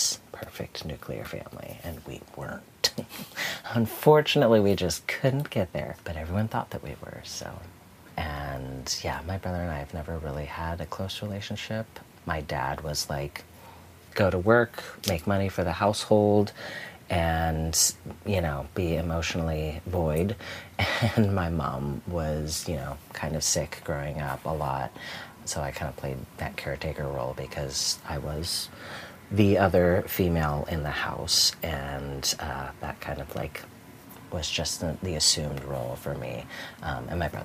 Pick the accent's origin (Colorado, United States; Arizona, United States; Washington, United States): Arizona, United States; Tucson; born or raised there; also born or lived in Milwaukee, Wisconsin